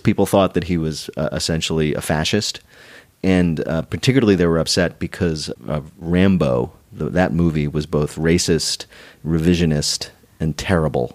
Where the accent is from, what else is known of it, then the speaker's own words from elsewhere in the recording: New Jersey, United States; moved away as an adult; also born or lived in New York; I grew up in the New Jersey suburbs